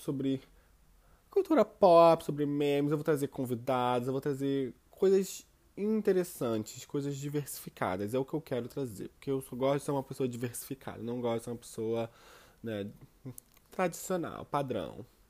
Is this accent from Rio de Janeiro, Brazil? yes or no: yes; Rio de Janeiro, Brazil; now in Auckland, New Zealand; sou do Rio de Janeiro, mas atualmente eu moro em Auckland, na Nova Zelândia